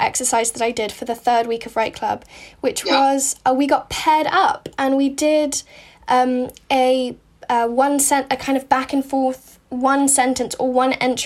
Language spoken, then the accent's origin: English; United States; I'm American